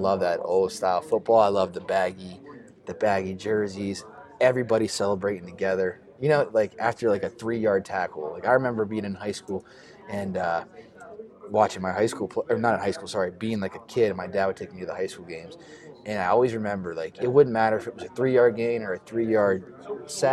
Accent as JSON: {"language": "English", "town": "Pittsburgh", "region": "Pennsylvania", "country": "United States", "tie": "born or raised there", "said": "I just love my hometown"}